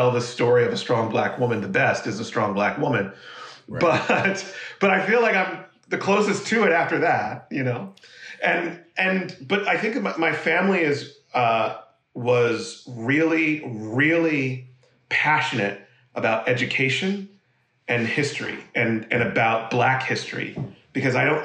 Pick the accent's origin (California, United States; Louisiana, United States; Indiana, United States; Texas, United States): California, United States; Monterey; moved away; also born or lived in Philadelphia, Pennsylvania; we moved when I was 2 or 3 years old to Monterey, California, Central California. And we lived there from when I was 3 years old to I was 11